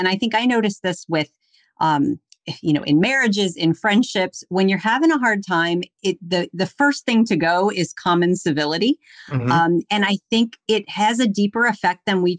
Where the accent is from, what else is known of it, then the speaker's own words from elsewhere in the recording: Louisiana, United States; I'm Southern and I was raised in Louisiana